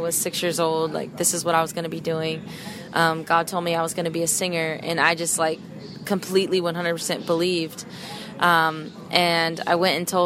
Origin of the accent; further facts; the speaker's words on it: Sacramento, California, United States; moved away as an adult; also born or lived in St. Louis / Louisville / Inglewood area, California; I'm from Sacramento, California, so up north